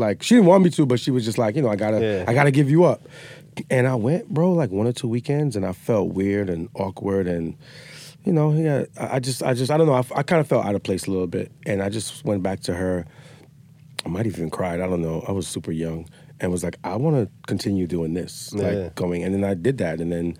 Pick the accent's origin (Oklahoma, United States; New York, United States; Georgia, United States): New York, United States; New York City; we grew up fast in the Bronx